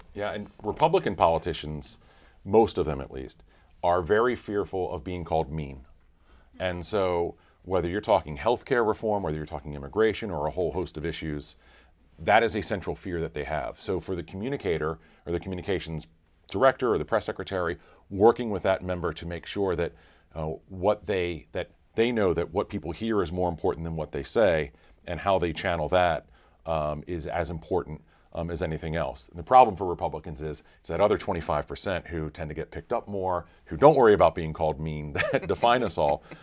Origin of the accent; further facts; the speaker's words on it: North Carolina, United States; I grew up in North Carolina